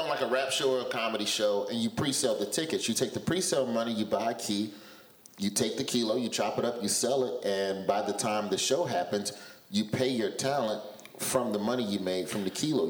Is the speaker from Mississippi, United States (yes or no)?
no; Birmingham, Alabama, United States; I'm from Birmingham, and down south